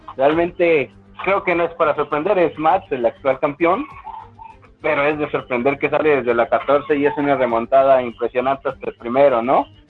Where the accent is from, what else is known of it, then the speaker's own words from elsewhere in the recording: Mexico; Como mexicano